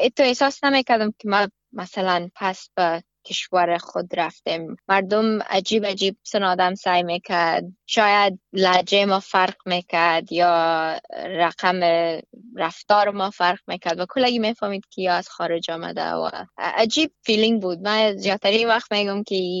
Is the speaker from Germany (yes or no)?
no; Afghanistan; now in Australia; ما افغان هستم